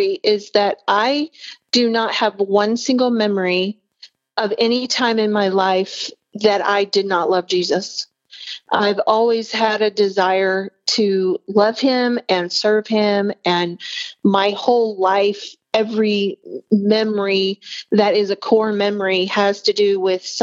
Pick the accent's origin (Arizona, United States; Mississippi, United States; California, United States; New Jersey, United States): Arizona, United States; Phoenix; moved away; also born or lived in Barberton, Ohio / Odessa, Texas; I grew up in Phoenix and spent 20 years there